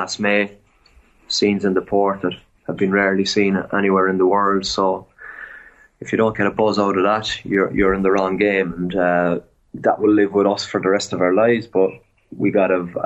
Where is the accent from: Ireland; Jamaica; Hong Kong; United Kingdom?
Ireland; Cork, Munster; moved away as an adult; now in France; I'm 100% a Colchi. Yeah. I'm from Cork.